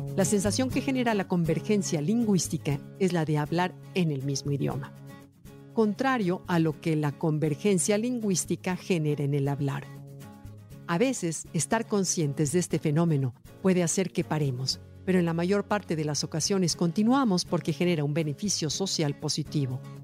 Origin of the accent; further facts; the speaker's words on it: Mexico; nuestro México